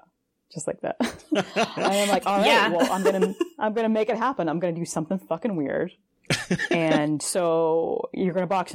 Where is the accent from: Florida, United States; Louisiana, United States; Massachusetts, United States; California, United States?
Massachusetts, United States; Boston; So growing up in the Boston area